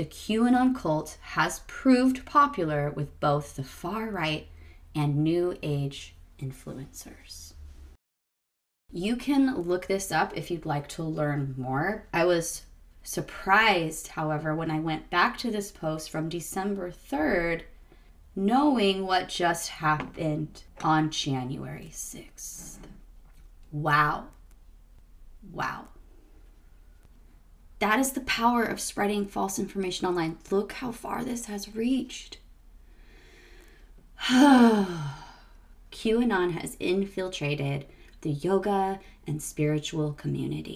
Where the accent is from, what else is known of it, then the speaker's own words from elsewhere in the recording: Arizona, United States; Arizona, my home state where I grew up